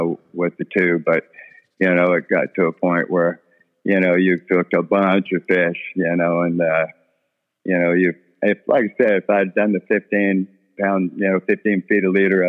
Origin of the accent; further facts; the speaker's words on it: Bolivar, Texas, United States; I was raised around Bolivar a lot. My dad had a shrimp boat around Bolivar